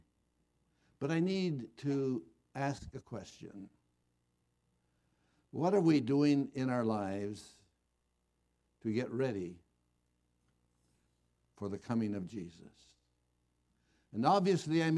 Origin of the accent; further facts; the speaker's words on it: Moraga, California, United States; born or raised there